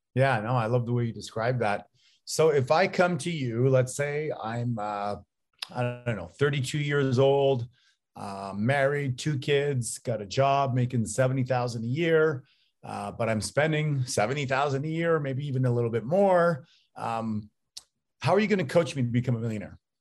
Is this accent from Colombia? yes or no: no; Canada; now in United States; I'm Canadian, although I live down here in the States